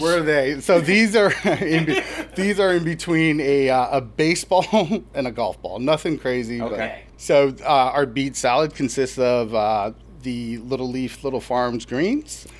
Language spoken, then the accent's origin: English; Hawaii, United States; moved away as an adult; now in Deerfield, United States; I'm originally from Hawaii